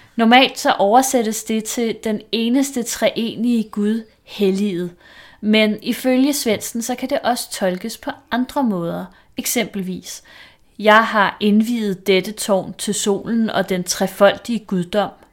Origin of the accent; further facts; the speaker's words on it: Vestegnen, Capital Region of Denmark, Denmark; nu er jeg jo selvfølgelig fra Vestegnen